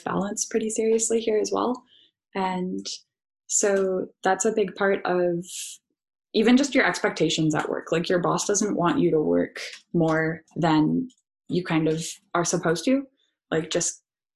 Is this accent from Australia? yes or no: no; Canada; moved away as an adult; now in Netherlands; we're Canadian